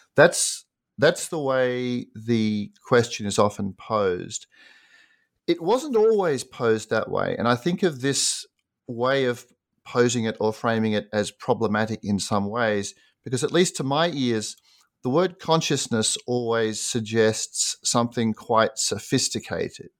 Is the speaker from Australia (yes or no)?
yes; Sydney, New South Wales, Australia; moved away as an adult; also born or lived in United States; I grew up in Sydney, Australia, and did an undergraduate degree there.